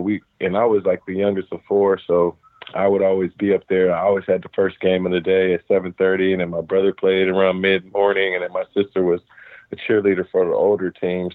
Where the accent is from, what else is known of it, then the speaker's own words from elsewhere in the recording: Cincinnati, Ohio, United States; I grew up in Cincinnati, Ohio